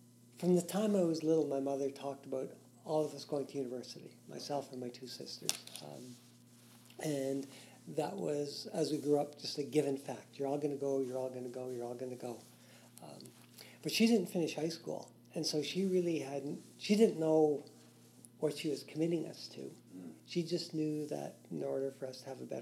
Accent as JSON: {"language": "English", "town": "Sturgeon Falls", "region": "Ontario", "country": "Canada", "tie": "born or raised there", "also_born_or_lived": "Dokis First Nation", "moved": "yes", "said": "I was born in Sturgeon Falls, Ontario, and my family is from Doquis First Nation"}